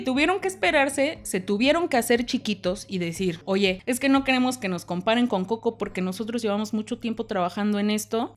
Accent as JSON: {"language": "Spanish", "country": "Mexico", "said": "somos mexicanos"}